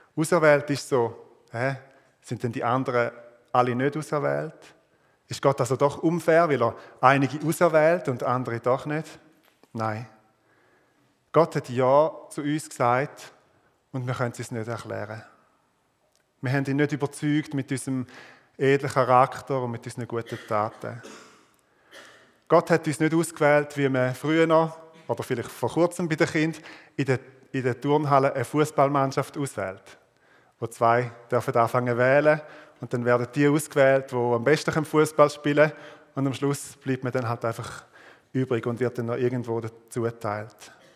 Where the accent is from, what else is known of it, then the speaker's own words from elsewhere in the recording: Switzerland; als Schweizer